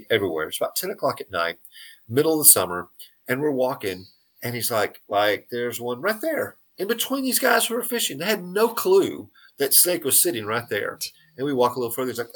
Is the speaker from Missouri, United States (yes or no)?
no; San Angelo, Texas, United States; growing up in San Angelo, but I was in San Angelo for about 20 years